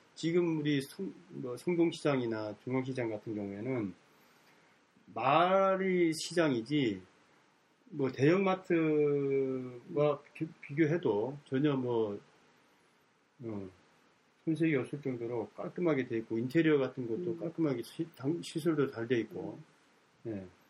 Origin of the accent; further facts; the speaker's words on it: Jeju Island, South Korea; moved away; 제가 고향이 제주도인데